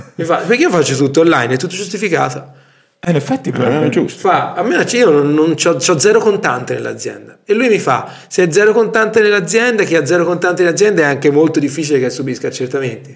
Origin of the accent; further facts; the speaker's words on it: Tuscany, Italy; noi siamo toscani